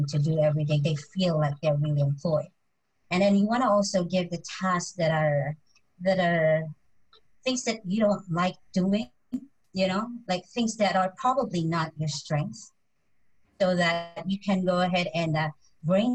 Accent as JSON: {"language": "English", "country": "Philippines", "said": "as a Filipino"}